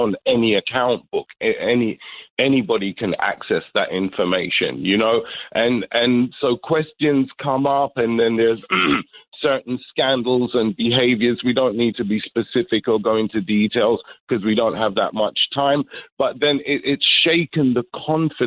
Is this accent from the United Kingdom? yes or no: yes; London, United Kingdom; I'm from Brixton, London. I'm my parents are Jamaican